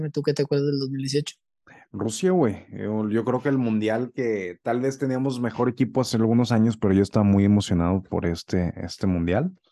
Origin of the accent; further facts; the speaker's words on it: Mexico; tuvimos de, de los mejores resultados que hemos tenido como selección mexicana, güey. Donde le dimos en su puta madre a Alemania, güey.